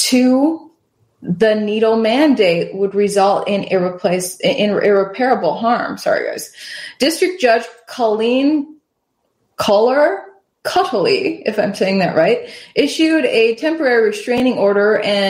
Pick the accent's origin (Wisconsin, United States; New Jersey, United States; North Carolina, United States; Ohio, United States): Wisconsin, United States; now in Houston, United States; the tiny town that I grew up in Wisconsin